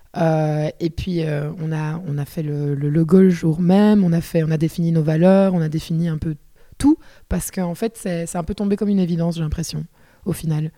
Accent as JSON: {"language": "French", "town": "Liège", "region": "Wallonia", "country": "Belgium", "tie": "born or raised there", "accent": "Liège", "said": "je suis de Liège. Euh, j'espère que ça ne s'entendra pas, même si j'adore l'accent"}